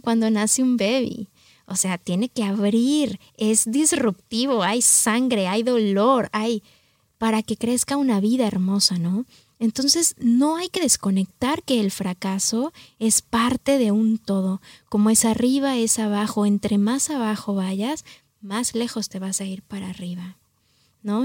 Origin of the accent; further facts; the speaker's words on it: Mexico City, Mexico; moved away as an adult; also born or lived in New York; mexicana del Distrito Federal. Mi papá es oaxaqueño, mi mamá chilanguita